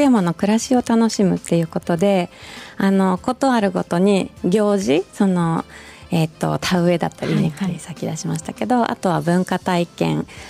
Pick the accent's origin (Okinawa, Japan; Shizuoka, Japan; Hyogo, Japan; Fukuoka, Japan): Shizuoka, Japan; also born or lived in Tokyo; now in Fukuyama, Japan; 静岡出身で田舎育ち